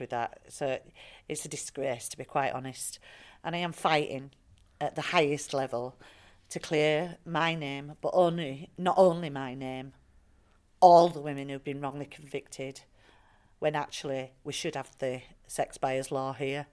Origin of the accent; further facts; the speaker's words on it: Bradford, Yorkshire and the Humber, United Kingdom; I am a white working class woman from Bradford, very proud of my working class roots.